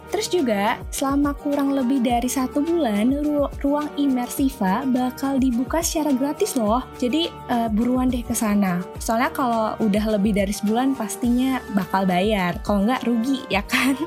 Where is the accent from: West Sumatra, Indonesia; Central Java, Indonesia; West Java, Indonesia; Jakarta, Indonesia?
Jakarta, Indonesia; gue orang Jakarta